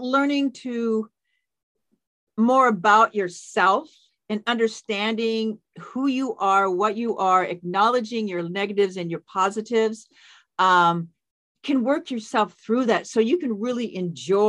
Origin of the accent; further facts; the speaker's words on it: Seattle, Washington, United States; also born or lived in Spokane, Washington; I grew up in the Seattle area